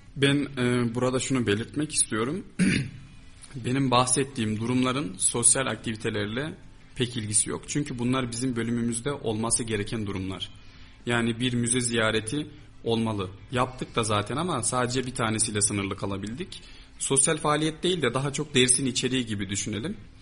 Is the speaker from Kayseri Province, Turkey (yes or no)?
yes; Kayseri, Kayseri Province, Turkey; burada doğdum, büyüdüm. Yani burada yaşıyorum.